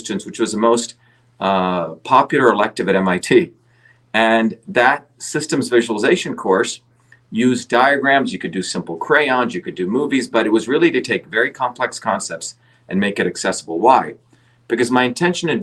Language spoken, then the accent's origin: English; India; now in United States; growing up in India, I saw the oppression of the caste system